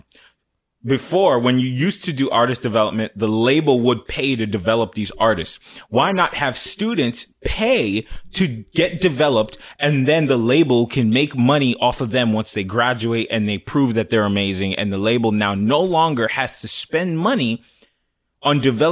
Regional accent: Plantation, Florida, United States; I'm from Plantation, Florida

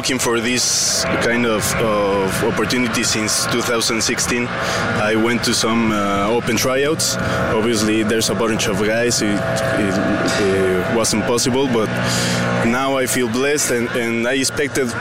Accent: Mexico City, Mexico; English is a second language; moved away as an adult; I'm from Mexico City, born and raised.

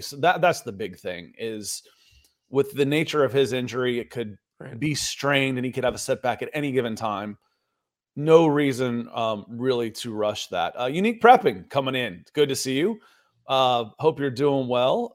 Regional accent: Atlanta, Georgia, United States; born or raised there; also born or lived in Cleveland, Ohio

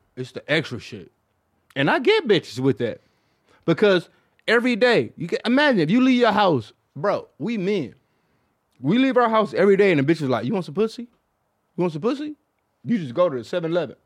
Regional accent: Detroit, Michigan, United States; I'm from Detroit

